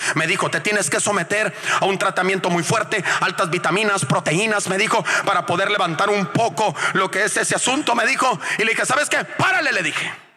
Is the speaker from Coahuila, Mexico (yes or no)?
no; Culiacán, Sinaloa, Mexico; moved away as an adult; also born or lived in La Paz; somos de Culiacán los dos